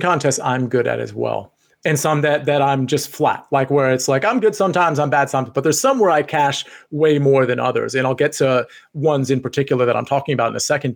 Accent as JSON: {"language": "English", "region": "Northern Virginia", "country": "United States", "tie": "born or raised there", "said": "I grew up in Northern Virginia as well."}